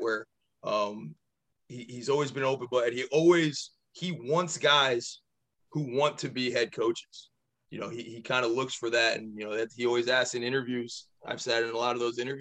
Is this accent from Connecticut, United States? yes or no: yes; Wallingford, Connecticut, United States; also born or lived in Maine / New Hampshire; I'm from Wallingford. I played at Sheen.